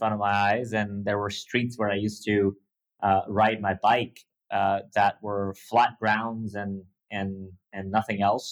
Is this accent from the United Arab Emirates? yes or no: yes; Dubai, United Arab Emirates; growing up in Dubai